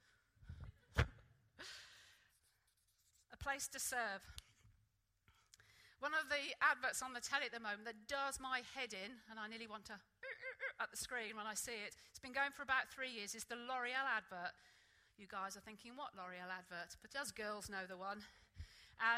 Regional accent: Norwich, East of England, United Kingdom; moved away; when I grew up in Sunday school back in Norwich

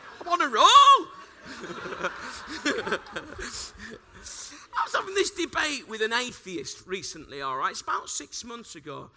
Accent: Bradford, Yorkshire and the Humber, United Kingdom; moved away; I'm from Bradford

